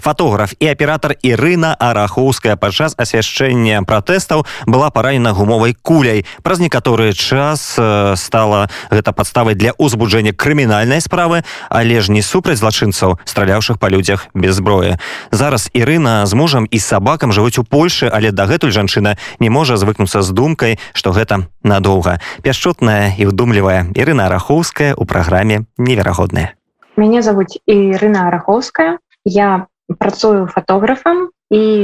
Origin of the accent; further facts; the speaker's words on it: Belarus; now in Warsaw, Poland; мы беларусы